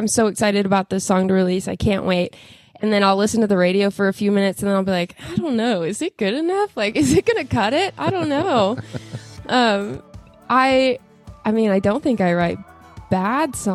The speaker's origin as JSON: {"language": "English", "town": "Boerne", "region": "Texas", "country": "United States", "tie": "born or raised there", "said": "we grew up in Bernie, so we grew up in a pretty small town"}